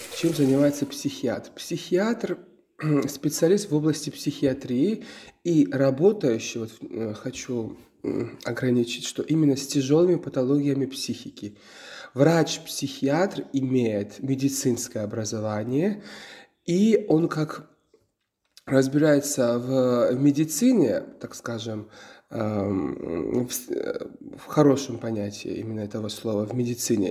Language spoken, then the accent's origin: Russian; Georgia; Russian is a second language; moved away; also born or lived in Ukraine; мой родной язык не русский, вы забыли это сказать, потому что я э, грузин